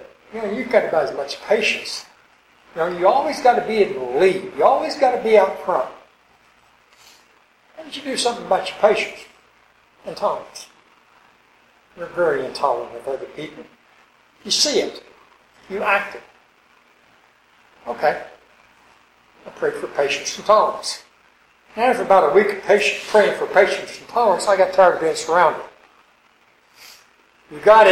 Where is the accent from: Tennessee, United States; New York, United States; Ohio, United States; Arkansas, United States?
Arkansas, United States; moved away; also born or lived in California; I grew up in Arkansas, 35 miles from Memphis